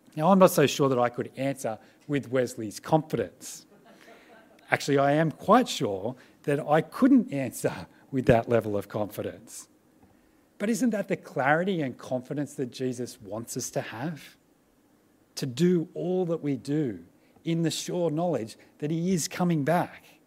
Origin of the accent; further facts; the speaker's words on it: Australia; as Australian Christians